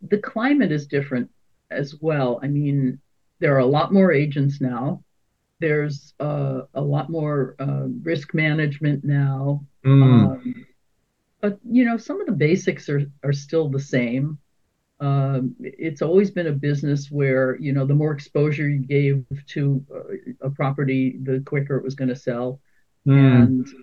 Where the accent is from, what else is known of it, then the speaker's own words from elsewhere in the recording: New York City, New York, United States; moved away as an adult; also born or lived in Southern California / San Francisco; now in Oakland, United States; I grew up in New York City, and I got tired of the weather. So I came to California